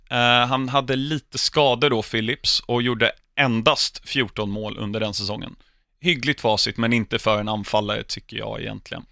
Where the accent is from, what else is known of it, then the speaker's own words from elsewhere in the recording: England, United Kingdom; uppvuxen utanför London